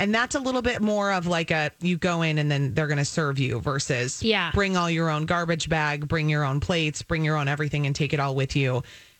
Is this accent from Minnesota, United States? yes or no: yes; Minnesota, United States; also born or lived in Wisconsin; I'm born and bred in Minnesota